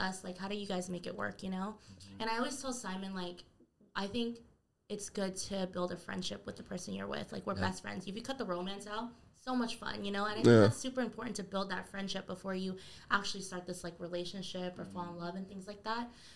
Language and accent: English; Tacoma, Washington, United States; we never forget we're from Tacoma